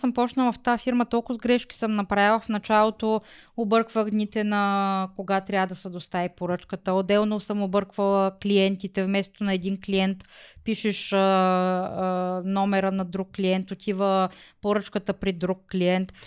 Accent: Smolyan, Smolyan Province, Bulgaria; Аз съм учила в Смолен.

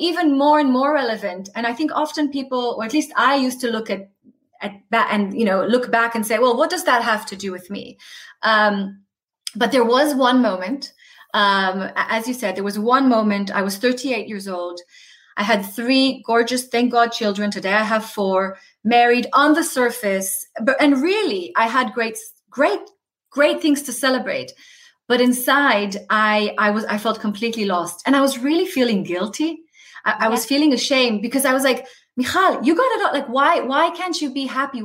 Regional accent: Tel Aviv, Tel Aviv District, Israel; the community that I was brought up in Israel. So I'm like a Tel Aviv girl

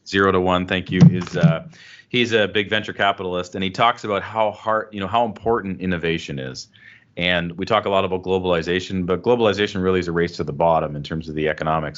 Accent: Canada; I'm proud Canadian

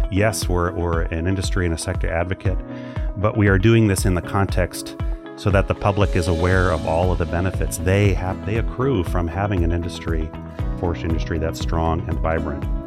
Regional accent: Hawaii, United States; moved away as an adult; also born or lived in Walla Walla, Washington; now in Oregon, United States; grew up, spent my whole childhood and teenage years in Hawaii

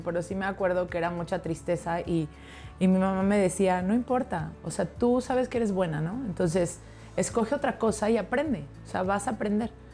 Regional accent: Hidalgo, Mexico; yo soy de Hidalgo

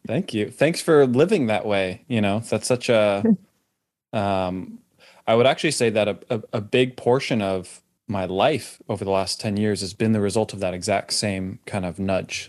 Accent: California, United States; now in Austin, United States; I grew up in California

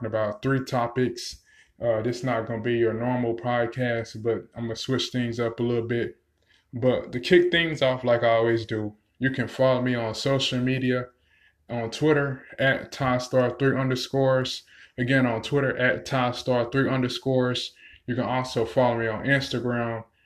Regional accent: North Carolina, United States; I'm from North Carolina myself

